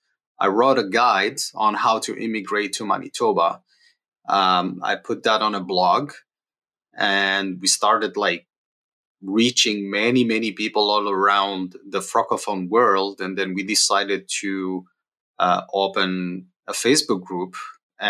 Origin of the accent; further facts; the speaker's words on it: Algeria; moved away as an adult; now in Winnipeg, Canada; we are from Algeria. So we moved here in April 2016.